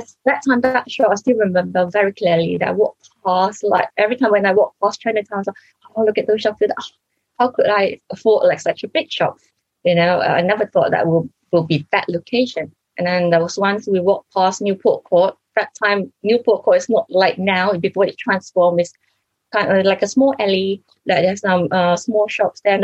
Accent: Malaysia; moved away as an adult; now in United Kingdom; I don't born here. I'm a Malaysian Chinese. So I came to this country for my study in university

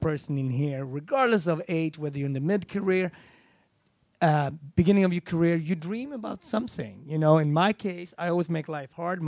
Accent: Gothenburg, Västra Götaland, Sweden; accent: Gothenburg; moved away; also born or lived in Harlem; the city that I grew up in and that I always bring with me wherever I go

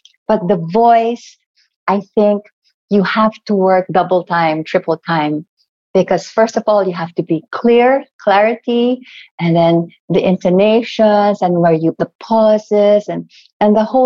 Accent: Cebu, Central Visayas, Philippines; I'm from Cebu also

